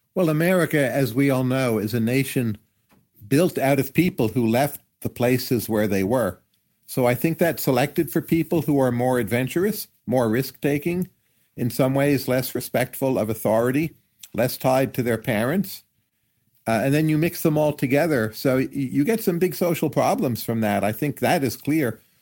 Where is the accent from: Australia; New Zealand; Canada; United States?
United States; I feel as an American, you're freer to do things